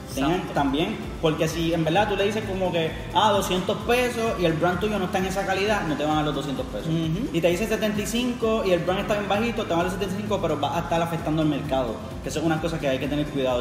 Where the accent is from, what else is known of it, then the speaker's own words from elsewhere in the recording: Carolina, Puerto Rico; yo soy de Carolina